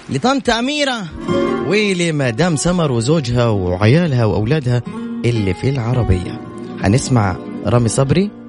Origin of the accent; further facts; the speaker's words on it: Aleppo, Aleppo Governorate, Syria; now in Tabuk, Saudi Arabia; من حلب من حلب